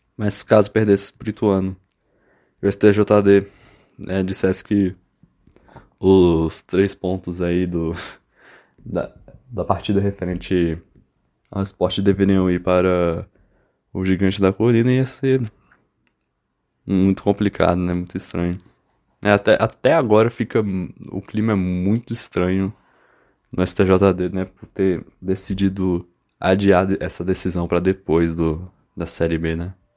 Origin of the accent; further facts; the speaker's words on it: Brazil; nós como brasileiros